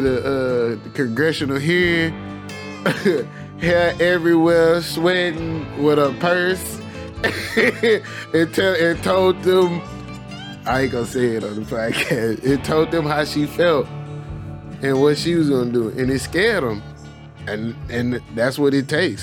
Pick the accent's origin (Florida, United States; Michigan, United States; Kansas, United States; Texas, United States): Texas, United States; Houston; also born or lived in Mississippi Delta, Mississippi; I grew up on every side of Houston, on the south side, southwest, north side, east side